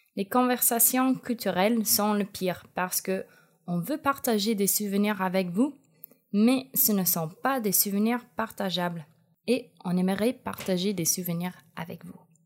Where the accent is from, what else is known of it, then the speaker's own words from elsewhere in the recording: United States; accent: American; French is a second language; moved away; Peut-être vous avez remarqué que mon accent est américain. Eh oui, c'est vrai, je suis 100% américaine